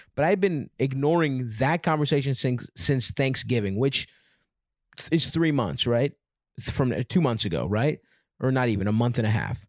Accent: Baltimore, Maryland, United States; I grew up in Baltimore

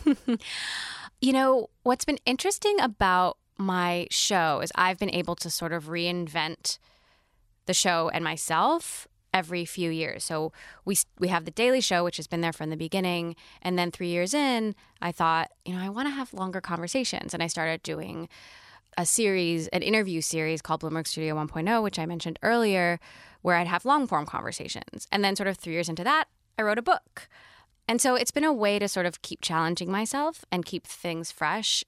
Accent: Kailua, Hawaii, United States; I lived on Oahu and was born and raised in a town called Kailua

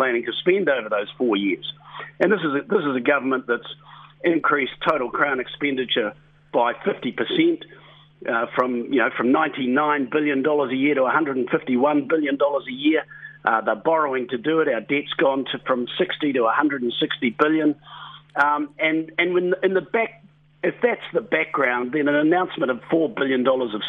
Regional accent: New Zealand; we are proud Kiwis

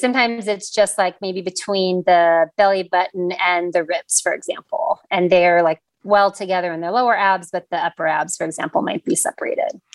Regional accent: Los Angeles, California, United States; also born or lived in San Diego / North Carolina; I am actually born and raised in Los Angeles

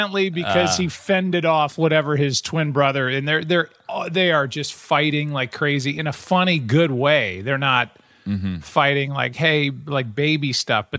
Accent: Midwest, United States; As a Midwesterner

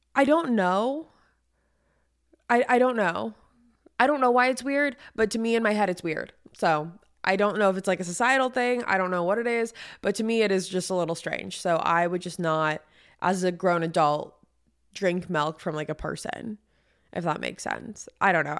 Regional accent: San Diego, California, United States; I'm from San Diego

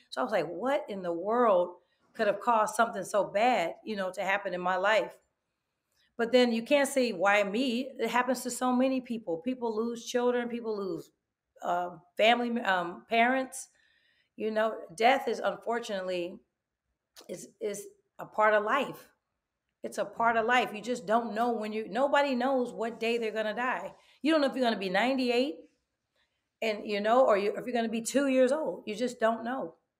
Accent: Oakland, California, United States; I am from East Oakland, ninetieth and Holloway

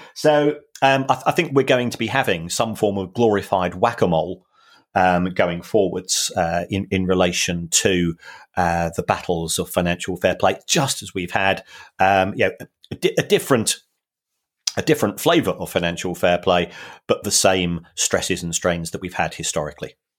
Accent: London, United Kingdom; Growing up in the Elephant and Castle

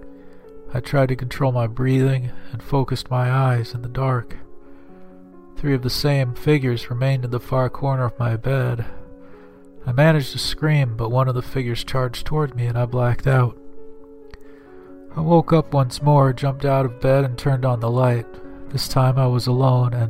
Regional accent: Grapevine, Texas, United States; my hometown of Grapevine, Texas

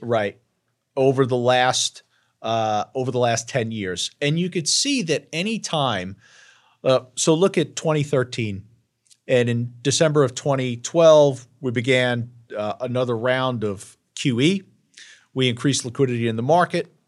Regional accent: Long Island, New York, United States; I'm from Long Island, and I don't have an Ivy League education

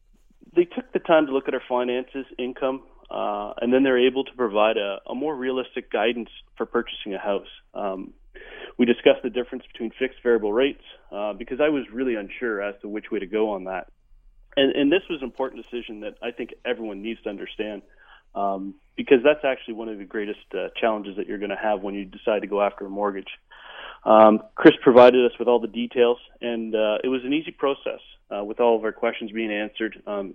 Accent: Ontario, Canada; now in Vancouver, Canada; We came from Ontario. Housing in Ontario is considerably less than it is in Vancouver.

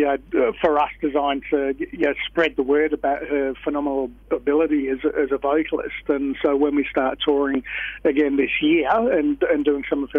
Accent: Kalamunda, Western Australia, Australia; I'm a Hills boy. So, up around sort of Kalamunda way

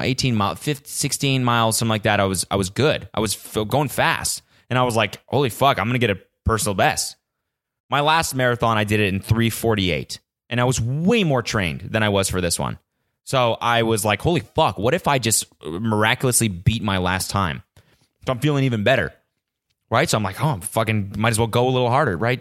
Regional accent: Canada; now in California, United States; every time I go back to Canada, love it. Fucking love spending time in Canada. It's where I'm from

